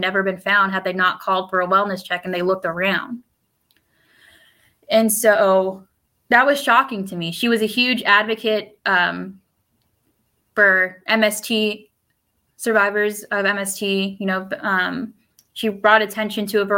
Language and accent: English; United States; first language Spanish; English is a second language; I'm a first-gen American, first-gen college student, first-gen college grad, but also an English second language learner. Spanish is my first language